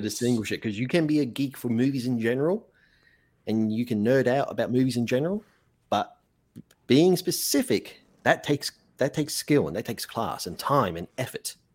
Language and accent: English; Australia; also born or lived in Mexico; I'm just an Australian who um you know I'm an Australian author